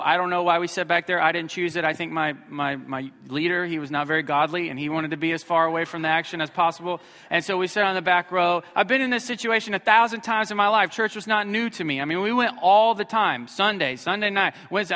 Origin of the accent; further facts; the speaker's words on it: Missouri, United States; I grew up in Missouri, so we don't have good grammar there